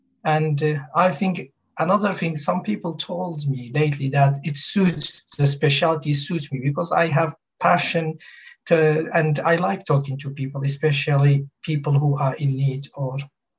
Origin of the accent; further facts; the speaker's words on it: Kurdistan Region, Iraq; English is a second language; moved away as an adult; now in Ipswich, United Kingdom; And I moved to UK from Kurdistan, north of Iraq, 2002. I've been living in UK for the last 19 years. And I studied medicine in north of Iraq, but all my clinical work and practice been in UK.